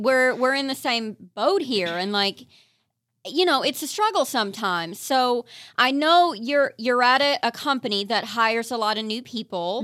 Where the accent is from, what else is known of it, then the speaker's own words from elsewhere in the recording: eastern Kentucky, United States; moved away; I'm from eastern Kentucky.